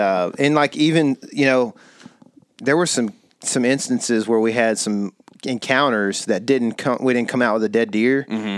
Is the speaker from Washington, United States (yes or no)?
no; East Texas, United States; I grew up duck hunting quite a bit here in East Texas